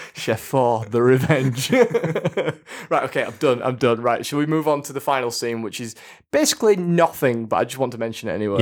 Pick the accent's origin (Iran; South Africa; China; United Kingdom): United Kingdom; Yorkshire and the Humber; I'm from Yorkshire